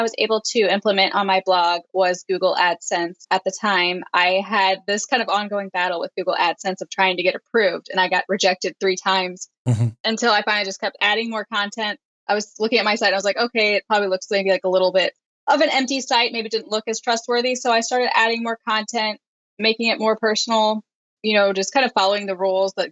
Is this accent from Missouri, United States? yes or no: yes; St. Louis, Missouri, United States; moved away as an adult; now in Washington, United States; I am from St. Louis, Missouri, which is the Midwestern part of the United States